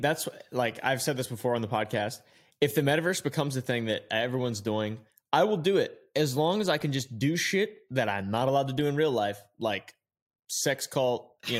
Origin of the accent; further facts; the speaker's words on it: Virginia, United States; Because I'm from Virginia, so like I'm a fucking, I'm a yank.